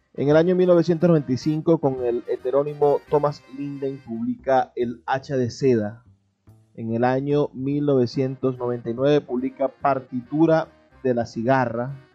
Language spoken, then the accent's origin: Spanish; Venezuela; lo que somos como venezolanos